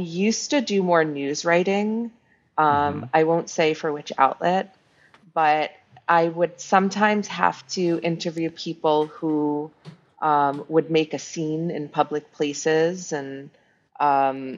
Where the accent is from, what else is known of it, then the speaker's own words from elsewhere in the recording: New York City, New York, United States; moved away as an adult; now in Mexico; I'm from New York City, born and raised